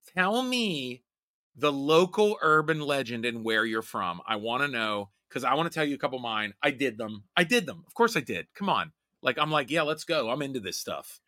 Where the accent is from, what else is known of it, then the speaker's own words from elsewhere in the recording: Rust Belt, United States; I grew up in the Rust Belt, poor